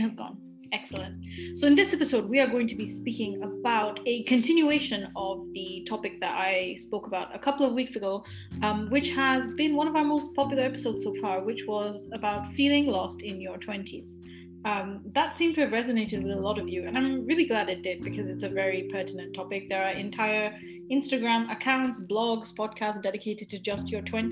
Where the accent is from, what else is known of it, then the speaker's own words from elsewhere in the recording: Glasgow, Scotland, United Kingdom; I went to a private school in Glasgow